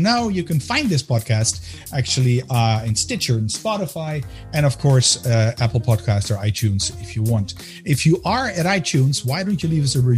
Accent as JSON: {"language": "English", "town": "Amsterdam", "region": "North Holland", "country": "Netherlands", "tie": "born or raised there", "also_born_or_lived": "United States", "moved": "as an adult", "lives_now": "Belgium", "said": "I'm a Dutchman as well, born and raised in Amsterdam"}